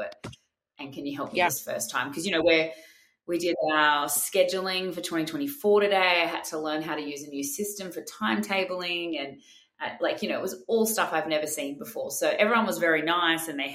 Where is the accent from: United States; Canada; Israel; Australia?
Australia; also born or lived in Sydney; I'm your Australian host